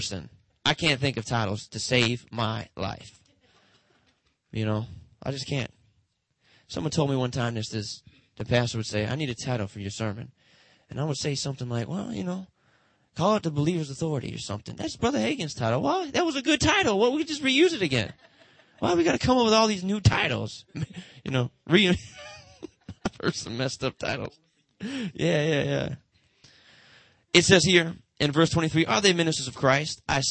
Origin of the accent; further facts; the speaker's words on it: Detroit, Michigan, United States; Motown, that's where I'm from Motown